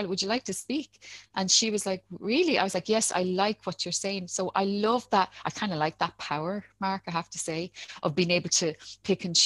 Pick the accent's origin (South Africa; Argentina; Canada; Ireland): Ireland; Dublin, Leinster; also born or lived in Ballymun, Dublin; I grew up in Talla.